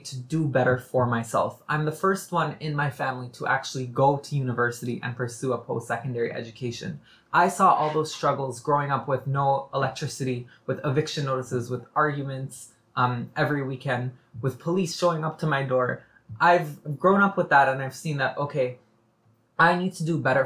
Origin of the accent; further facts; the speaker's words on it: Toronto, Ontario, Canada; I was born and raised here. I was born in Scarborough, actually. And I'd like to point out, I came from Malvern, so a low-income neighborhood in Scarborough. And I grew up there.